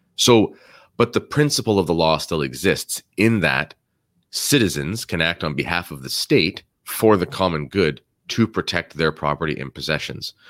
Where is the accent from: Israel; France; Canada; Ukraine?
Canada; as Canadians